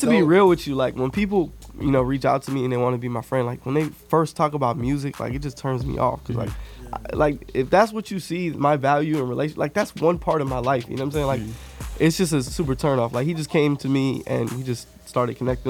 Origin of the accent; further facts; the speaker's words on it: Miami, Florida, United States; also born or lived in Atlanta; now in Phoenix, United States; I'm from Miami